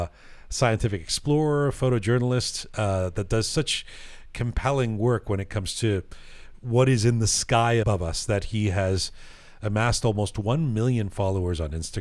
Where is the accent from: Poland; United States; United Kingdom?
United Kingdom; England; now in Toronto, Canada; when I was a kid growing up in England